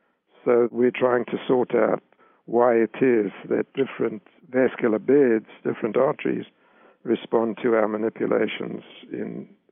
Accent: South Africa; I grew up in South Africa, and black people in South Africa had diets that were much more prudent than the diets that are consumed even today by them.

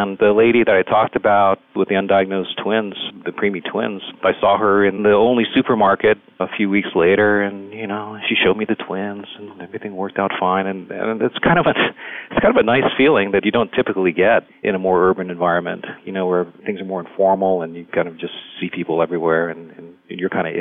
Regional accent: Hawaii, United States; moved away as an adult; also born or lived in California / Texas; now in West Texas, United States; I grew up in Hawaii, actually, and did medical school there

